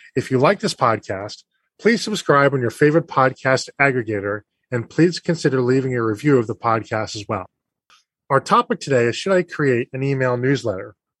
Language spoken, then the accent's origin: English; Boston, Massachusetts, United States; I grew up in Boston